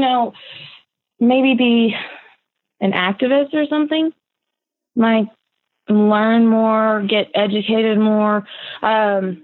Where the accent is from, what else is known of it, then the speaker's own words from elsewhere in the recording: Olin, Illinois, United States; I've grown up in Owen, which is 20 minutes away from Anna